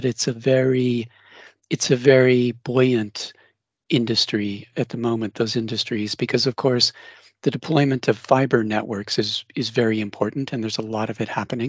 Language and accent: English; Denver, Colorado, United States; now in Cambridge, United Kingdom; I'm originally from Denver